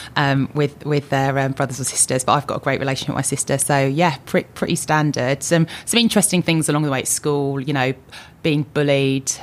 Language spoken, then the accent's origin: English; Luton, East of England, United Kingdom; also born or lived in London; I was born in London. Um, I lived in London for a really short period of time and moved with my older sister, my mum, my dad, um, to Luton. I, I was brought, brought up in Luton